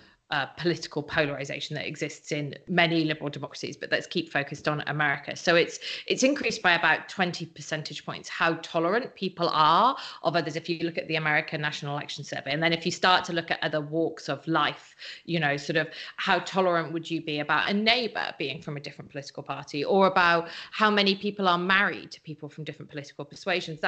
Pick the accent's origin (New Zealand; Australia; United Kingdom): United Kingdom; Wales; now in California, United States; I'm a British citizen, but I'm Welsh